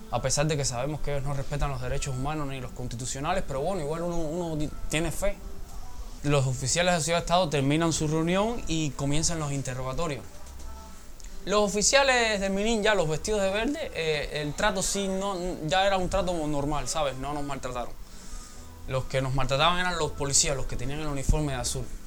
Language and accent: Spanish; Cuba; yo como cubano, como joven que quiere un cambio